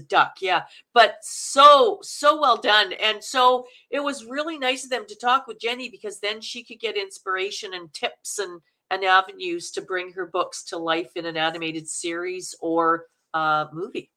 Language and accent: English; Manitoba, Canada; accent: Canuck; now in Vancouver, Canada; I'm from Manitoba.